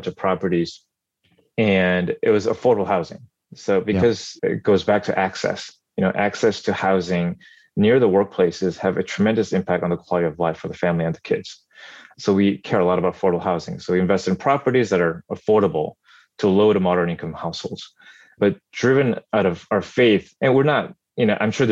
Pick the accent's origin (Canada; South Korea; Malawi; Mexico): South Korea; moved away; growing up in Korea during my childhood